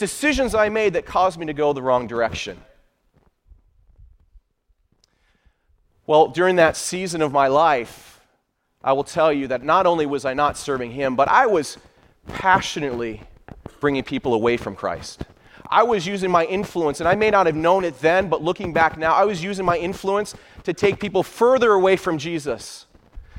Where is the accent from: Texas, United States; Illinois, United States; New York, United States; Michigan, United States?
Michigan, United States; I was born and raised in Michigan.